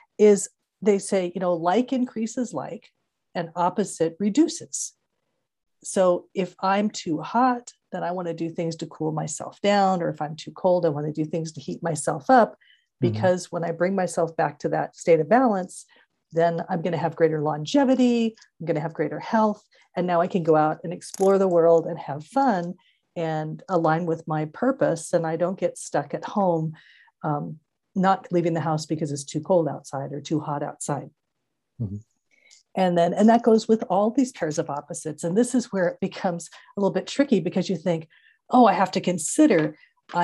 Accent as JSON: {"language": "English", "area": "Santa Clara Valley", "region": "California", "country": "United States", "tie": "born or raised there", "said": "growing up in Santa Clara Valley"}